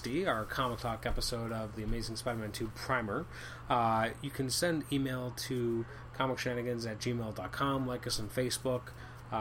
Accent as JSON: {"language": "English", "country": "Canada", "said": "I'm Canadian."}